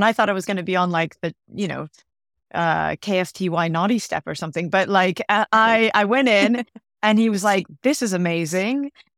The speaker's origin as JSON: {"language": "English", "region": "California", "country": "United States", "tie": "born or raised there", "also_born_or_lived": "Santa Monica", "lives_now": "London, United Kingdom", "said": "So I was born in Santa Monica, which is Southern California, and I grew up in the middle of nowhere in Northern California, a really small town, and was interested in TV, but never thought anything about it."}